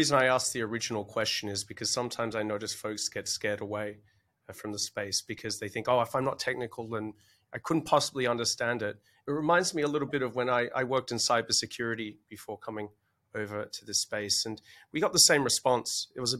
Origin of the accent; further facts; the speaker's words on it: Australia; accent: Australian; you'll have to forgive my originally Australian accent